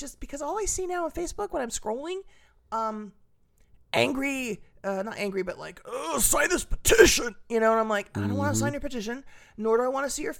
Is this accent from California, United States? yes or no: yes; California, United States; I grew up in Southern California